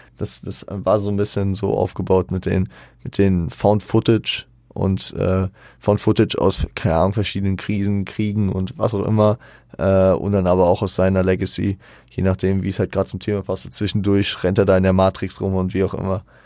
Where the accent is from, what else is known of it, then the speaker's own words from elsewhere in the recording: Frankfurt, Hesse, Germany; am Ende sind wir Frankfurter äh, in Frankfurt zu Hause